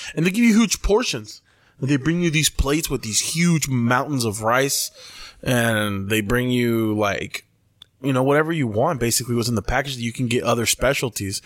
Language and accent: English; Mexicali, Baja California, Mexico; we're from Compuertas